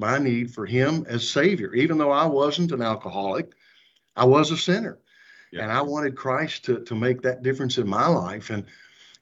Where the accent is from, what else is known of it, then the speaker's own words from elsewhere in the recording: Louisville, Kentucky, United States; I'm actually a Louisville-born boy. I mean, I grew up right here in Louisville, have lived my entire life in Kentucky